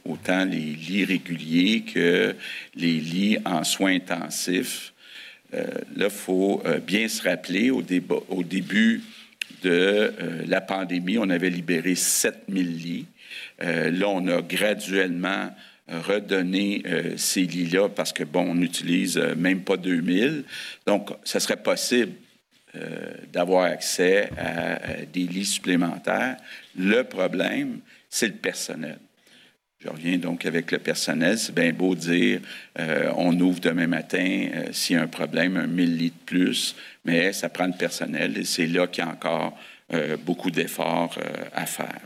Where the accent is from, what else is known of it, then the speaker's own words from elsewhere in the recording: Sainte-Anne-de-Bellevue, Quebec, Canada; Je viens de Montréal, plus, plus, le saint anne de Bellevue